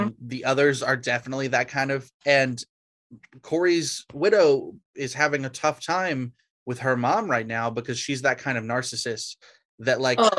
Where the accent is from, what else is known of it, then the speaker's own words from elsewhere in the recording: Georgia, United States; I'm from Georgia